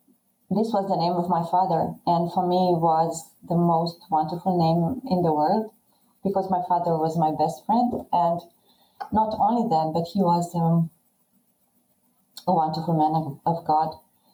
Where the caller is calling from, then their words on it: southern Romania, Romania; Romania, Eastern Europe, and is the southern part of Romania, 100 kilometers away from our capital, Bucharest.